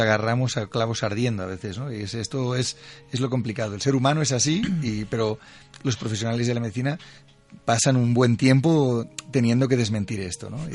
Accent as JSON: {"language": "Spanish", "region": "Catalonia", "country": "Spain", "said": "Yo soy catalán"}